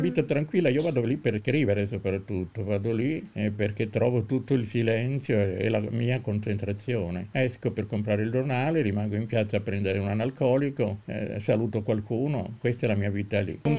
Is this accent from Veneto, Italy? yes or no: no; Sant'Arsenio, Campania, Italy; now in Rome, Italy; sono nato a Sant'Arsenio, ci torno ogni estate, ho vissuto poco, soltanto alcuni anni fa, durante la guerra